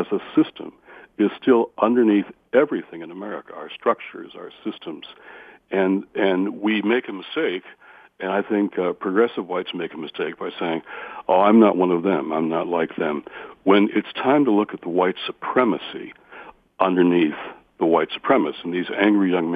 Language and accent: English; Redford Township, Michigan, United States; also born or lived in Detroit; I'm from Detroit, my hometown. And I remember back when I was a kid growing up in Redford Township